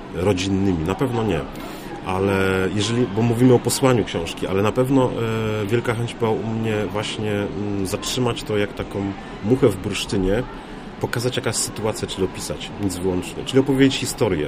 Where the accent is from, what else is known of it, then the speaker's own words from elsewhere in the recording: Warmian-Masurian Voivodeship, Poland; Ja pochodząc z Warmii Mazur